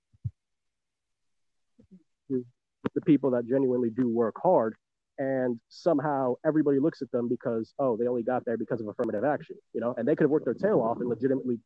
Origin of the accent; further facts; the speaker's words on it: New York City, New York, United States; born and raised in New York City